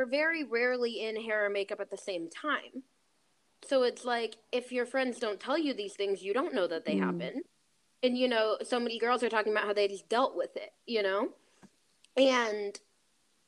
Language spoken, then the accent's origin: English; Bloomington, Indiana, United States; moved away as an adult; now in Los Angeles, United States; Bloomington, where I'm from, is super blue